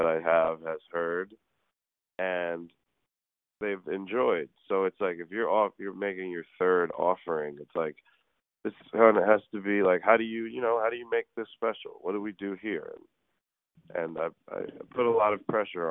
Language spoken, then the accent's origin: English; New York City, New York, United States; I'm from New York City. Like, that's where I'm from